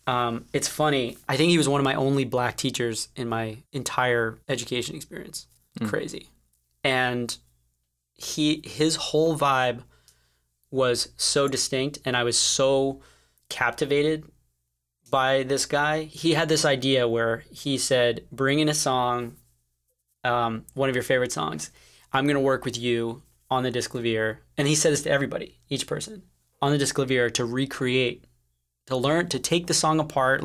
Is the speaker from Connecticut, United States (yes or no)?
yes; Connecticut, United States; I grew up in Connecticut.